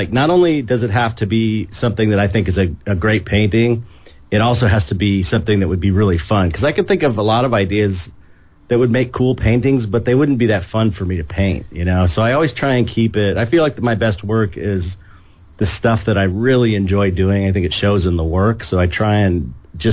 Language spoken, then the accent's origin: English; San Pedro, California, United States; I grew up in San Pedro, California, which is a little port town, out about 45 minutes outside of Los Angeles.